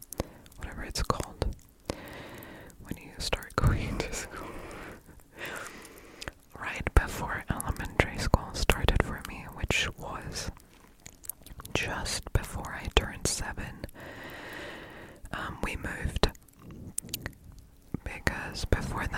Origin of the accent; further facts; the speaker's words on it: Stuttgart, Baden-Württemberg, Germany; first language German; English is a second language; I am German, born and raised in Stuttgart